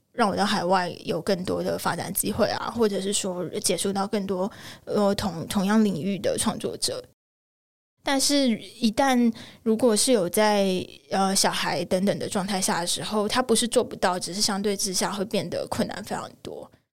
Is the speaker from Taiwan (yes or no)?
yes; Tainan, Taiwan; 我的爸妈那边的家庭是非常传统的家庭。因为我是台南人，其实台南人在很多想法上面，以台湾来说保留很多台湾传统价值观和文化的地方。我阿公阿嬷他们其实是非常非常非常传统的台湾家庭